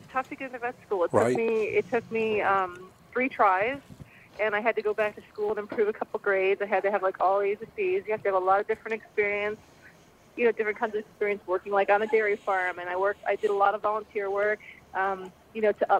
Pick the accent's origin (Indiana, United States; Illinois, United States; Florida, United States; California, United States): Indiana, United States; I grew up in Indiana, so, you know, there'd be raccoons and skunks and who knows what.